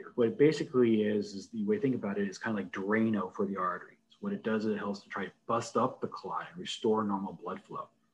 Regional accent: Fallbrook, California, United States; also born or lived in Berkeley, California / Virginia / Phoenix, Arizona / Los Angeles, California; I was born in California, actually in Fallbrook, which is literally just next door to Temecula.

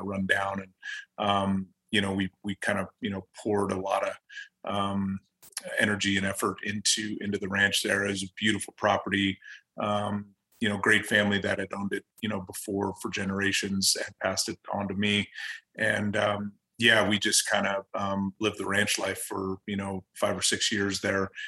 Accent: Colorado, United States; I grew up in Colorado. I I played high school ball here

